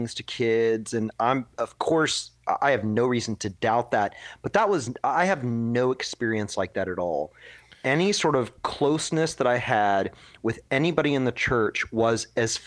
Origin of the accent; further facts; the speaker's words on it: Dallas, Texas, United States; now in Portland, United States; This is in Texas. I grew up in Dallas, Texas